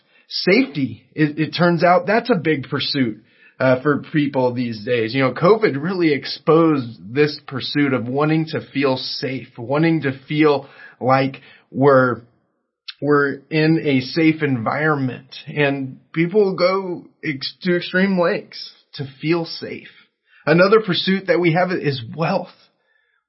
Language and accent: English; Southern California, United States; I grew up in Southern California